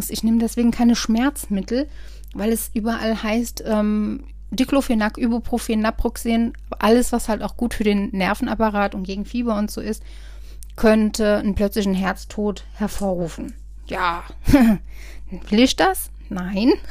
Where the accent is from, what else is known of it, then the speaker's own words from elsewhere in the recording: Rhineland-Palatinate, Germany; hier im Westerwald, ich komme ja aus dem Westerwald, kannte mich jeder Arzt im Prinzip.